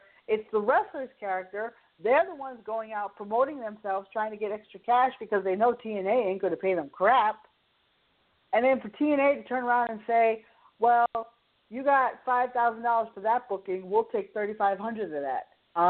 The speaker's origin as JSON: {"language": "English", "region": "New England", "country": "United States", "said": "I'm from New England."}